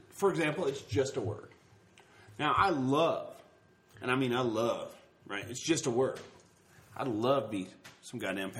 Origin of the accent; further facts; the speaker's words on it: the South, United States; accent: southern; I'm from the South, and I love bacon.